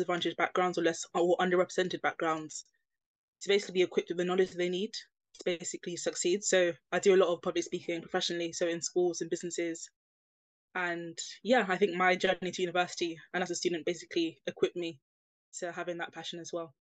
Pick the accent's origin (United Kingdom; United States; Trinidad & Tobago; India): United Kingdom; London; I grew up in East London. I mentioned having Nigerian parents